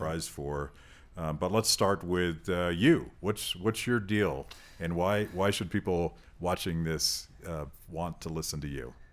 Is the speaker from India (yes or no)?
no; United States; as an American